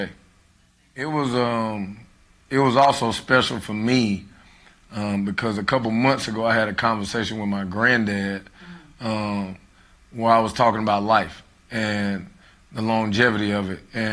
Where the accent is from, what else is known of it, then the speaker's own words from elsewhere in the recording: Charlotte, North Carolina, United States; I am from Charlotte, North Carolina. I graduated from West Mecklenburg High School.